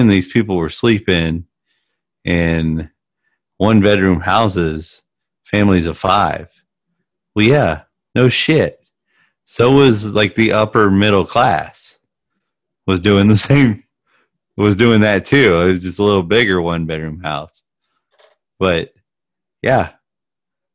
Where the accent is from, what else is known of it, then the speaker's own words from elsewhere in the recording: United States; I'm American